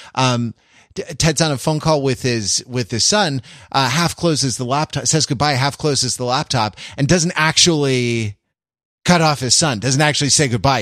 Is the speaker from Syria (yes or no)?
no; United Kingdom; I'm British